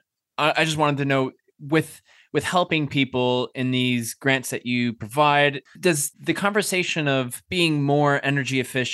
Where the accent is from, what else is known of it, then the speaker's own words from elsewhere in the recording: United States; also born or lived in New York; now in United Kingdom; being American